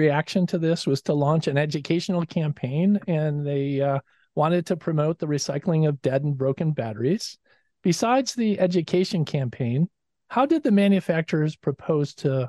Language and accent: English; Chicago, Illinois, United States; I'm from Chicago